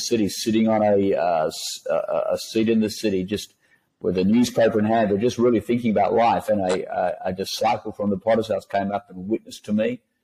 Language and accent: English; Western Australia, Australia; also born or lived in Perth; So I was born in Western Australia, and a classic West Australian background